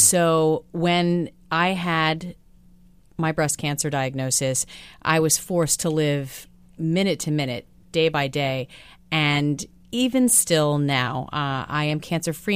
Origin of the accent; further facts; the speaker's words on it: Midwest, United States; moved away; I'm a girl from the Midwest